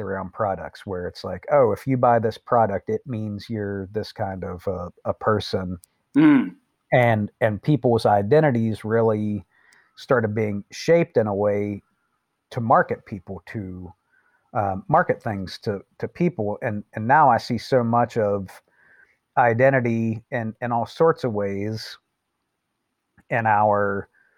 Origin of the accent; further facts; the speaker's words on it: Appalachia, United States; I'm from Appalachia. And, you know, I'm an American and I'm from the United States